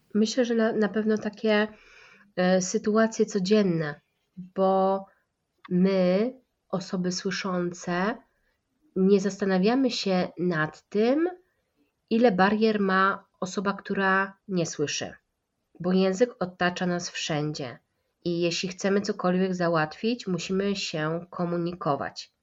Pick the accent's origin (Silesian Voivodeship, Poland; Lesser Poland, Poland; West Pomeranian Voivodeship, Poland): Lesser Poland, Poland; Kraków; u nas w Krakowie się to miga inaczej